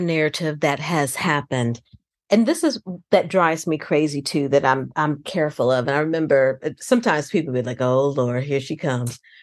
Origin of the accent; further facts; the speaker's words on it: outside Chicago, Illinois, United States; moved away; I grew up outside Chicago.